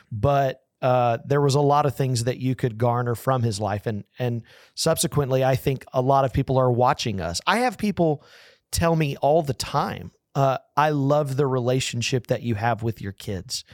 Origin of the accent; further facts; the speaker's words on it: Texas, United States; I'm from Texas